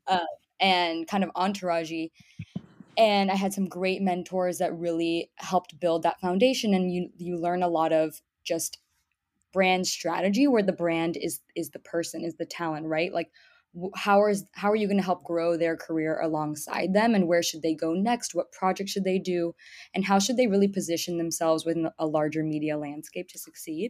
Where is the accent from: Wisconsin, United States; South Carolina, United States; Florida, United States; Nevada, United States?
Florida, United States; Miami; moved away as an adult; also born or lived in Boston / New York City; I was born and raised in Miami, Florida, come from a typical Cuban American background